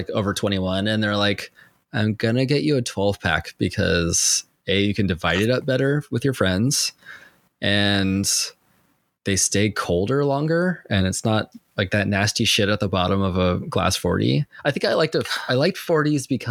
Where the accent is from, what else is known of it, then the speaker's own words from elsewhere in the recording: San Diego, California, United States; I was from San Diego